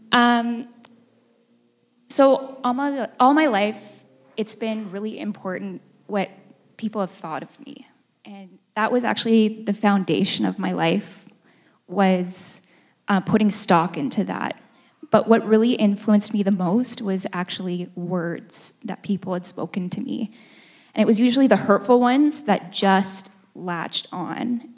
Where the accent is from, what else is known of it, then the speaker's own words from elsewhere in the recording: Edmonton, Alberta, Canada; moved away as an adult; now in Calgary, Canada; I was born and raised in Edmonton.